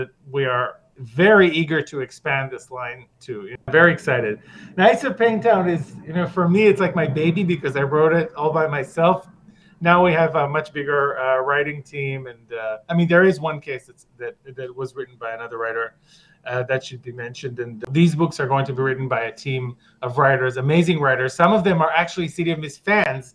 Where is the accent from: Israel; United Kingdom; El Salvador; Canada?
Israel; I'm from Israel